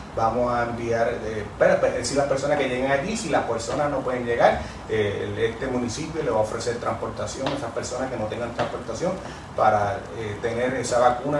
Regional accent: Lares, Puerto Rico; el que me vio crecer y sabe lo que doy, sabe que no le voy a fallar a mi pueblo

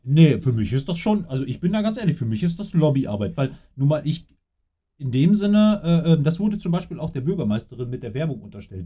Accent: Coesfeld, North Rhine-Westphalia, Germany; hier bei uns in Coesfeld

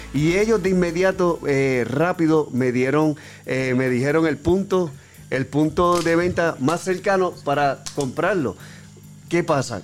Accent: San Juan, Puerto Rico; yo soy de Coupey

